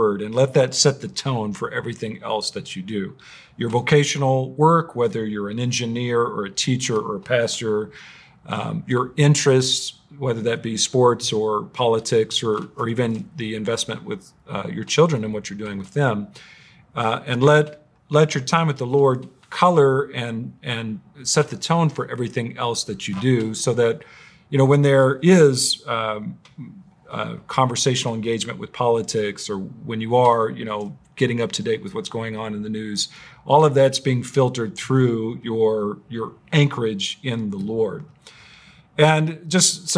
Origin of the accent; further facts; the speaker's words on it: United States; I'm an American